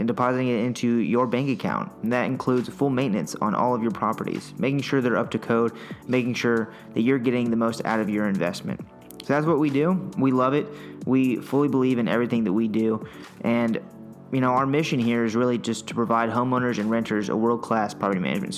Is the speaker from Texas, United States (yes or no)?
yes; Austin, Texas, United States; I'm born and raised in Austin